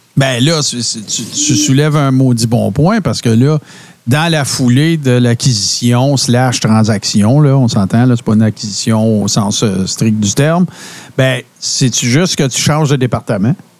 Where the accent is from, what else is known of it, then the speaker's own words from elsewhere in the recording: Témiscamingue, Quebec, Canada; moved away; je viens du Témiscamingue